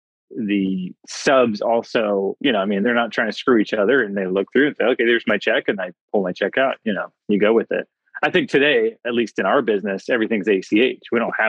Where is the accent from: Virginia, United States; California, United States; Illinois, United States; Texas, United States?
Texas, United States; Plano; also born or lived in Fairview, Texas; not too far from where you guys are in Plano, Texas. That was my stomping grounds.